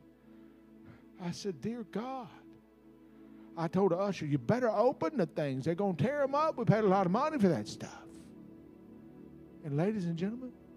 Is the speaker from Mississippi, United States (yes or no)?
yes; Mississippi, United States; I was raised up on Huckabucking church. Now, Huckabuck is a Mississippi design word